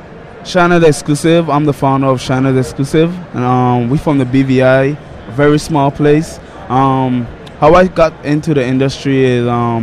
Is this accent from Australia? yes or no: no; British Virgin Islands; I'm from the British Virgin Islands, from the islands.